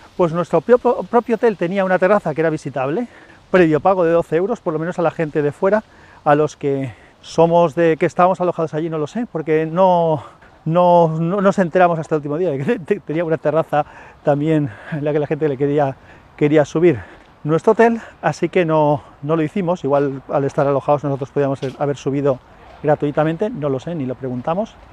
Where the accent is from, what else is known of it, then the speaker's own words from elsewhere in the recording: Valencia, Valencian Community, Spain; yo soy de Valencia